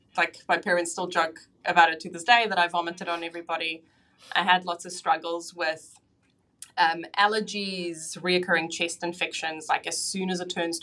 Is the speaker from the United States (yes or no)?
no; South Africa; now in Auckland, New Zealand; So I live in Auckland in New Zealand now, but I was actually born and raised in South Africa